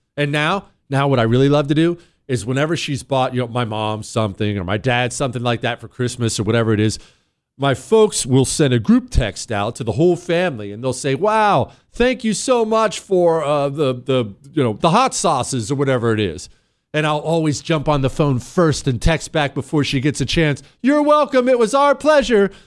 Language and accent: English; Ohio, United States; I'm from Ohio